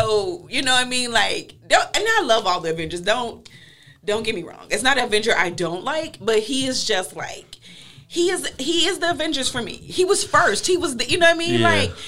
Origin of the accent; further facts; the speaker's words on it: United States; but as an American